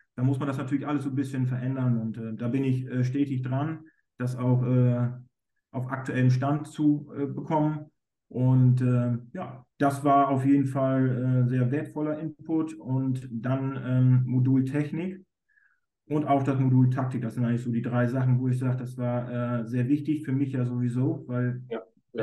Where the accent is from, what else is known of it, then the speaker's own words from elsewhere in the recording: Germany; ich bin ja aus Friese